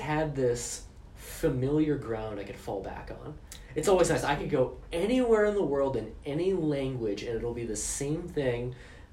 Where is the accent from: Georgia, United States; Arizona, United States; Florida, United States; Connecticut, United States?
Arizona, United States; Phoenix; now in Madison, United States; I grew up in Phoenix